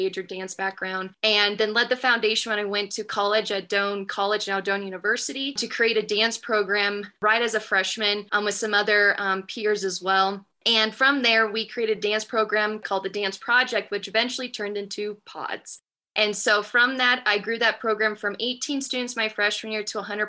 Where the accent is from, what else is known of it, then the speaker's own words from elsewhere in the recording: Nebraska, United States; now in Colorado, United States; I'm born and raised in Gary, Nebraska